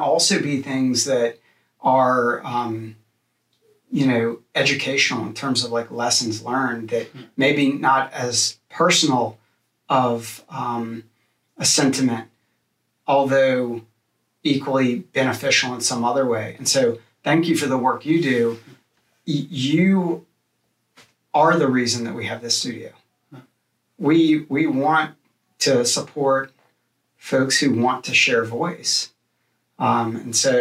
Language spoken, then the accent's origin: English; New Orleans, Louisiana, United States; growing up in New Orleans